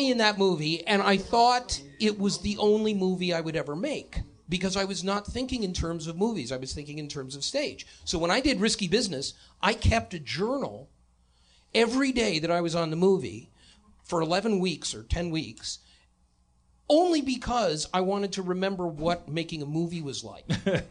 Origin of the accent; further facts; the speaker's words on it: Detroit, Michigan, United States; moved away; also born or lived in New York; I'm from Detroit.